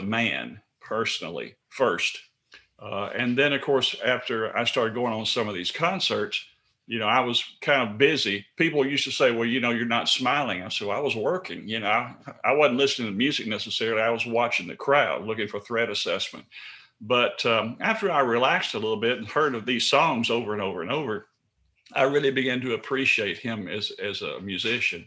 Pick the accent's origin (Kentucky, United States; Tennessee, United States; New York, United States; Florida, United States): Tennessee, United States; Memphis; We grew up northeast Memphis. I grew up actually on Queensbury Circle